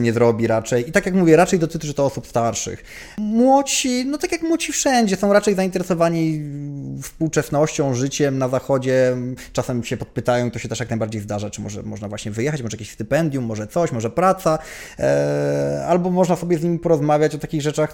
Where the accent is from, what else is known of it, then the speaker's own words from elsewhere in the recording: Poland; że Polakiem